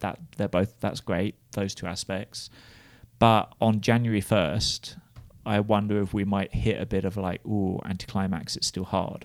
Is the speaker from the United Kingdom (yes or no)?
yes; United Kingdom; moved away as an adult; now in United States; as a British person